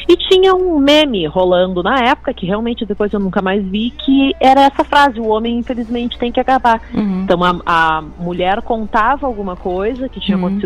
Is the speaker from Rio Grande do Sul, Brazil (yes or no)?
yes; Porto Alegre, Rio Grande do Sul, Brazil; Nasci e criada aqui no Bonfim.